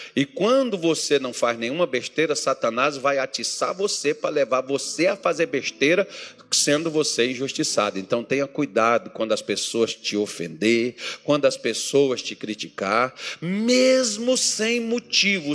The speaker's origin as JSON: {"language": "Portuguese", "region": "Minas Gerais", "country": "Brazil", "moved": "yes", "lives_now": "Cuiabá, Brazil", "said": "Eu sou mineiro com muito orgulho."}